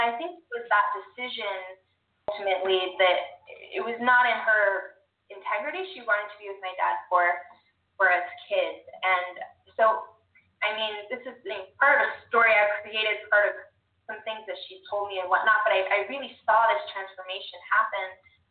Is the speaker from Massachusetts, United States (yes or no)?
no; North Carolina, United States; also born or lived in California; now in Ogden, United States; I was born in California. I moved to North Carolina when I was 10